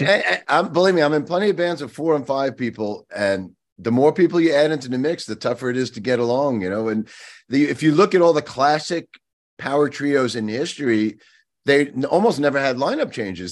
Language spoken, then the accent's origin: English; Long Island, New York, United States; I grew up on Long Island